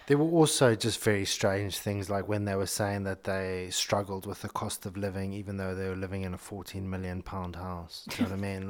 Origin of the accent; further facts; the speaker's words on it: Zimbabwe; moved away; growing up in Zimbabwe